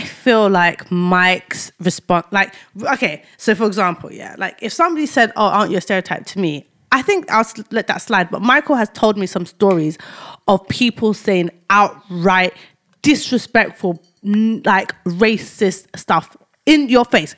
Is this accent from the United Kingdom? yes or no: yes; London, United Kingdom; moved away; also born or lived in Cambridgeshire; I was brought up in Tower Hamlets, yeah, specifically Whitechapel